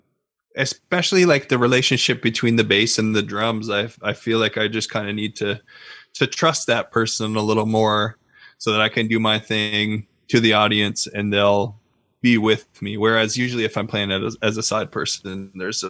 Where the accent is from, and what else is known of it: Newfoundland and Labrador, Canada; moved away as an adult; also born or lived in Ontario